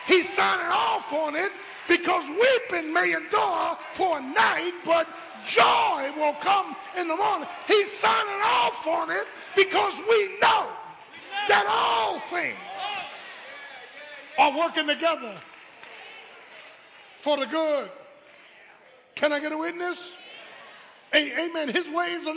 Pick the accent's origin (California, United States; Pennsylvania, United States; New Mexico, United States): Pennsylvania, United States; Philadelphia; I grew up in Philly